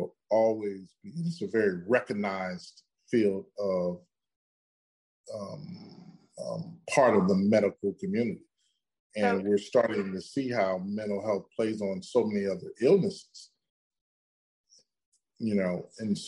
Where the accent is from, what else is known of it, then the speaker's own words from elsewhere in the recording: Midwest, United States; I grew up in the Midwest in America